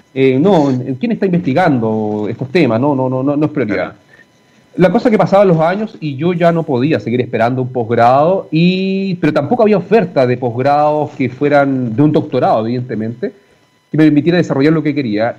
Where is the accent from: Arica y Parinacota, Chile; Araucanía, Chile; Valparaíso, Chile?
Arica y Parinacota, Chile; Arica; moved away as an adult; now in Santiago, Chile; nací en Arica, me tocó en Arica y, disfruté al máximo esa experiencia